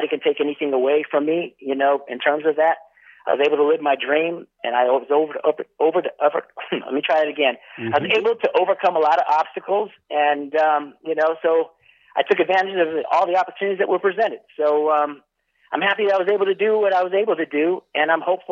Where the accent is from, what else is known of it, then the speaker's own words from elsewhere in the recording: Northern California, United States; moved away as an adult; growing up in Northern California